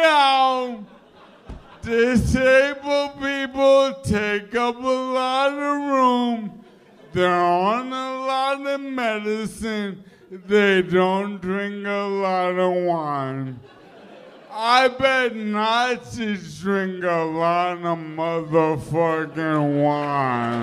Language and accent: English; New York City, New York, United States; from Flushing, Queens